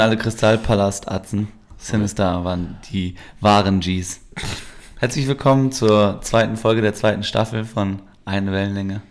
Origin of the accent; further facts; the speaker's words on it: Germany; ich bin ja Türke, der in Deutschland aber auch geboren ist und mm. ich bin ja schon immer hier